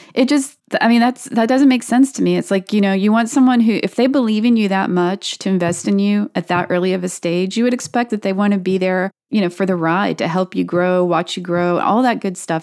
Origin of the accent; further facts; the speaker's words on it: North Carolina, United States; now in Austin, United States; I grew up in North Carolina